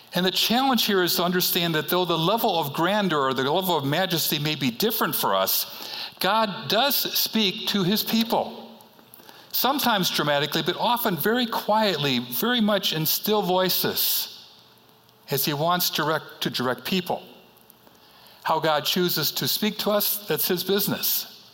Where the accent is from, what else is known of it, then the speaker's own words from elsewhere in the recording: Chicago, Illinois, United States; moved away; I am from Chicago, and I grew up on the city's uh, north side, northwest side